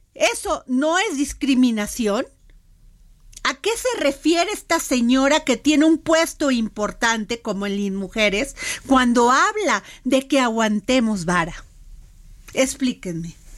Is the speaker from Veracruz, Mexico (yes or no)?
yes; Veracruz, Mexico; Yo soy veracruzana